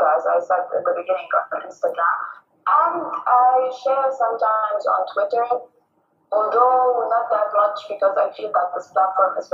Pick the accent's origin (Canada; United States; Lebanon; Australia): Lebanon; I am from Lebanon. And I live in Lebanon